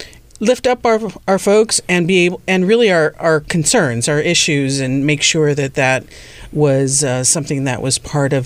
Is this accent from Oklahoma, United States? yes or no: no; Laredo, Texas, United States; also born or lived in San Antonio, Texas; I grew up right on the border as well in Laredo, Texas.